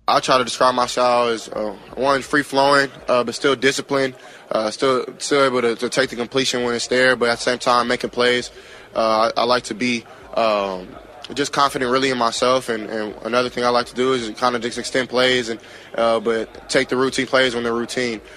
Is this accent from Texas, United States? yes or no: yes; Texas, United States; I'm from Texas